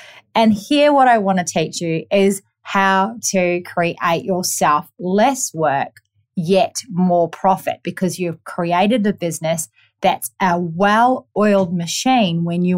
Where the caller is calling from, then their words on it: Gold Coast, Queensland, Australia; I am tuning in from the Gold Coast on a Monday